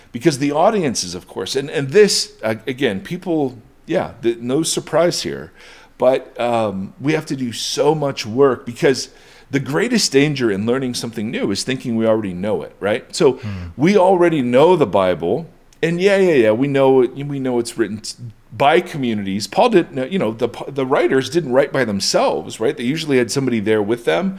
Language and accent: English; United States; as an American Westerner